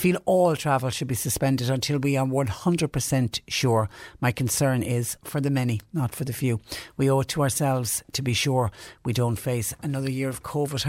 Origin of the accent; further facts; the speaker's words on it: West Cork, Munster, Ireland; now in Mallow, Ireland; I live in Mallow, but I'm originally from West Cork. I'm a West Cork native. I used to love going down home every 4 to 5 weeks before this virus arrived on our shores.